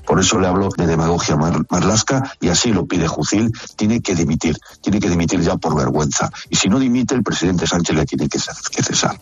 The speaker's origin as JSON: {"language": "Spanish", "town": "Barbate", "region": "Andalusia", "country": "Spain", "said": "somos de Barbate"}